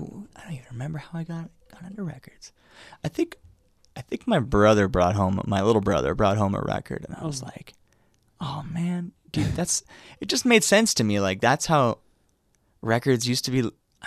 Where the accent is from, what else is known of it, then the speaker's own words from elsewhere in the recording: San Diego, California, United States; also born or lived in Claremont; From San Diego. Went to Claremont High School.